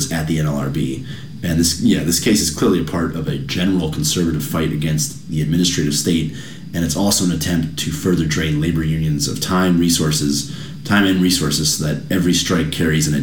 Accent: United States

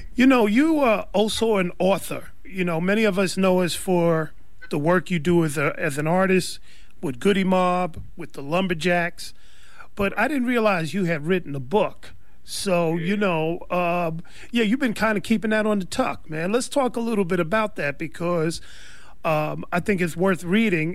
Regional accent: New York, United States; now in California, United States; We grew up in New York with no music programs

